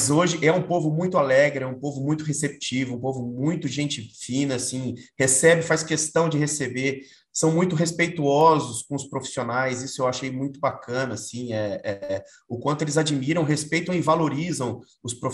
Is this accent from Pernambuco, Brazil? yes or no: no; São José dos Campos, São Paulo, Brazil; eu cheguei em São José dos Campos com quatro anos de idade. Eu saí de São Paulo para São José dos Campos